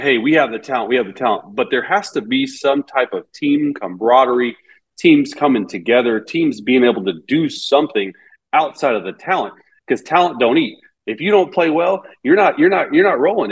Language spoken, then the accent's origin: English; Texas, United States; I grew up in Texas, um, grew up in Big Twelve country